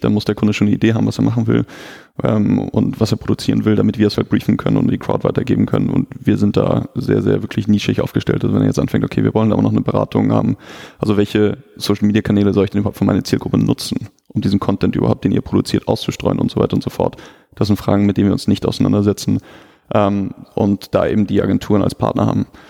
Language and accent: German; Hamburg, Germany; als Hamburger haben wir